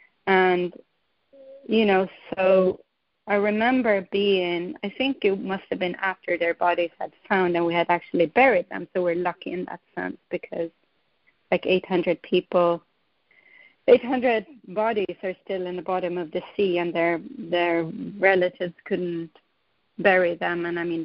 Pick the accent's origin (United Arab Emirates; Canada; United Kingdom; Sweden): Sweden; moved away as an adult; also born or lived in Estonia; now in New York, United States; So I was born in Sweden. I grew up there. But then when Estonia became independent in 1991, I moved back. So I lived in Estonia for 6 years.